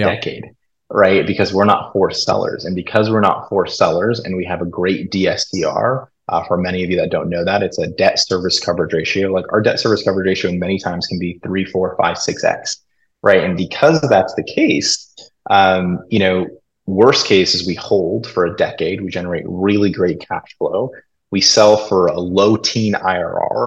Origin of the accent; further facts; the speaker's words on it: Los Angeles, California, United States; I grew up in Los Angeles, huge Laker fan.